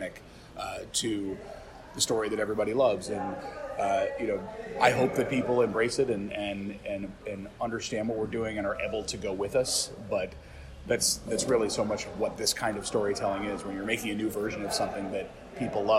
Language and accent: English; San Francisco, California, United States; also born or lived in Oakland; now in Vermont, United States; I was raised by hippies in San Francisco and Oakland